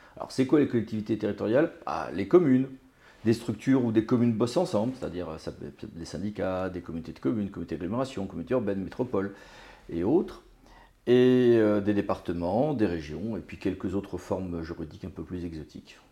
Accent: Finistère, Brittany, France; moved away; j'ai passé mon enfance en Bretagne

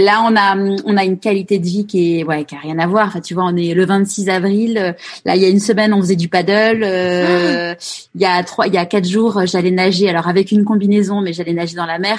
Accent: Paris, Île-de-France, France; moved away as an adult; now in Marseille, France; étant parisienne, une vraie parisienne née à Paris

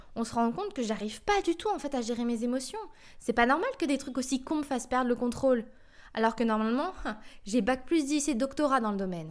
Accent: France; je suis française

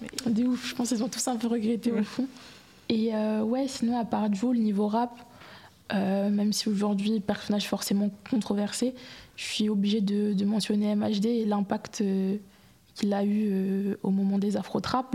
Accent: Marseille, Provence-Alpes-Côte d'Azur, France; j'ai grandi à Marseille

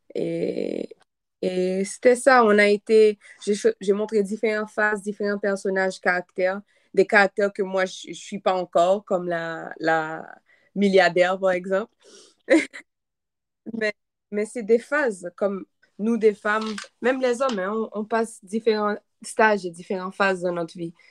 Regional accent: Haiti; French is a second language; moved away; je viens d'Haïti

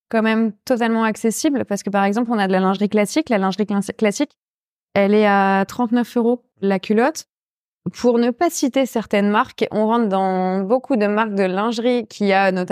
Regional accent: Rouen, Normandy, France; en tant que normande et rouennaise, euh, ça me tenait à cœur de travailler le lin.

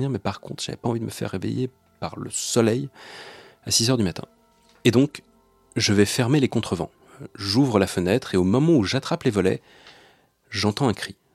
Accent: Mussy-sur-Marne, Île-de-France, France; Je suis alors chez mes parents, en Seine-et-Marne, dans le village où j'ai passé mon enfance, à Mussy-sur-Marne.

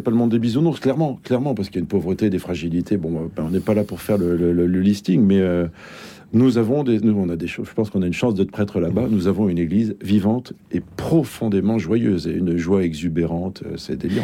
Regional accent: Bordeaux, Nouvelle-Aquitaine, France; moved away as an adult; now in Bondy, France; Je viens de Bordeaux

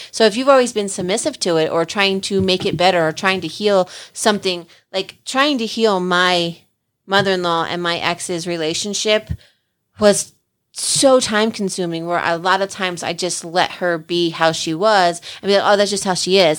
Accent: New Jersey, United States; I'm the girl from Jersey

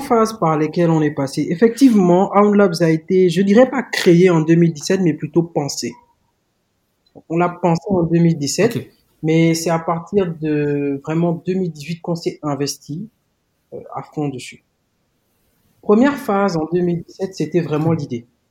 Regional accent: Gabon; moved away as an adult; now in Senegal; J'ai grandi au Gabon. Donc, j'ai passé 18 ans de ma vie là-bas. Je suis né au Gabon de parents sénégalais

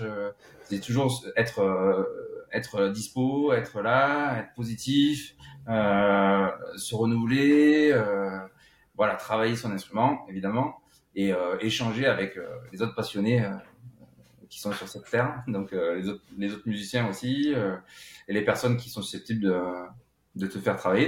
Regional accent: La Grand-Combe, Occitania, France; moved away as an adult; now in Paris, France; j'ai grandi dans les Cévennes. tu sais bien où, d'où l'on vient, mais donc euh, c'était à la Grand Combe

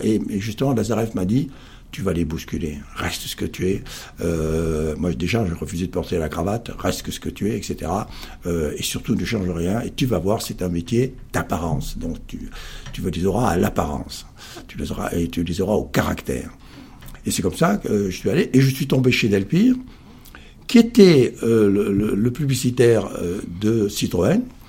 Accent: Perpignan, Occitania, France; moved away; arrivé à Perpignan trois ans après, car je suis fils du Sud avant d'être fils de pub. Ma grande chance a été de vivre à 30 km de l'Espagne, au soleil, la mer.

